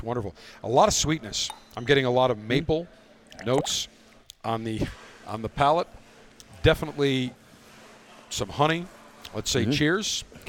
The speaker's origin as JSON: {"language": "English", "town": "Buffalo", "region": "New York", "country": "United States", "said": "I'm from Buffalo."}